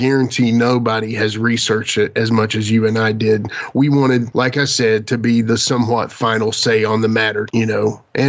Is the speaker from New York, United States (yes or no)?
no; Southwest Virginia, United States; we're just two kids from Southwest Virginia